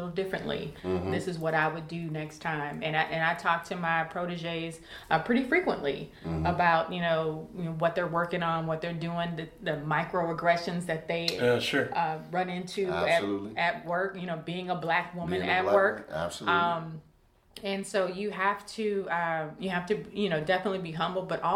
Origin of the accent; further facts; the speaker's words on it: St. Louis, Missouri, United States; I'm from Walnut Park too.